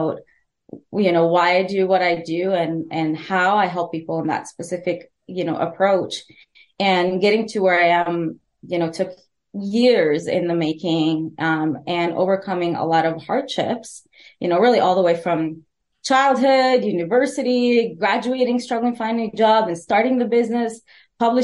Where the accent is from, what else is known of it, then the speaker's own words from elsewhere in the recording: Edmonton, Alberta, Canada; I'm from Edmonton, Alberta